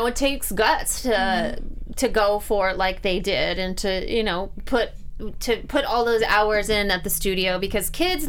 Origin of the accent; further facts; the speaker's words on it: Missouri, United States; I'm from Missouri.